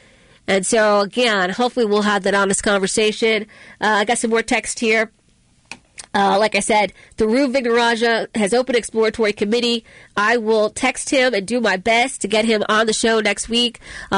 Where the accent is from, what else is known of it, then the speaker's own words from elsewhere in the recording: Baltimore, Maryland, United States; I grew up in West Baltimore, and I barely got out